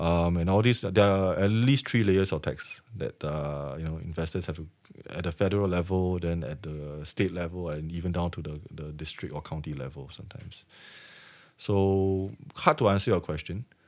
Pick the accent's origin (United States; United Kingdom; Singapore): Singapore; I'm Singaporean